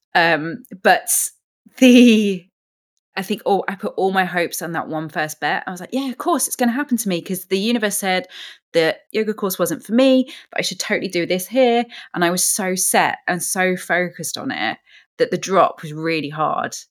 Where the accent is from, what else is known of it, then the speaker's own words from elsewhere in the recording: London, United Kingdom; as a Londoner